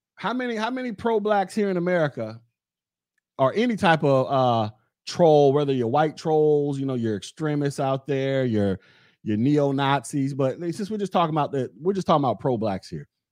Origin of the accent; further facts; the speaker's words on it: United States; I'm American.